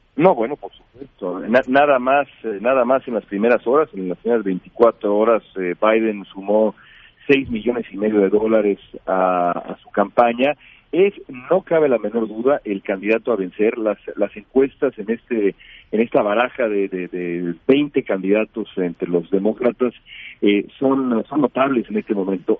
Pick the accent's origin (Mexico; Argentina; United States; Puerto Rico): Mexico; como periodista mexicano